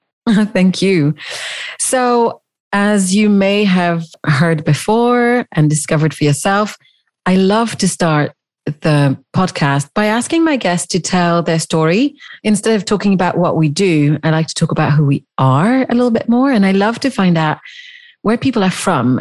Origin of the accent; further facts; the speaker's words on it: Switzerland; I grew up in the Swiss countryside